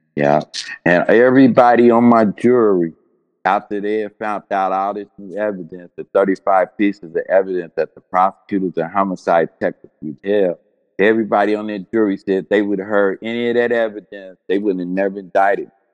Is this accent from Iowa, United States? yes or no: no; Cincinnati, Ohio, United States; I grew up in Cincinnati